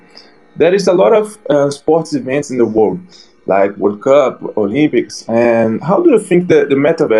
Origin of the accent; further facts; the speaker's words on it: Brazil; accent: Brazilian; I'm from Brazil.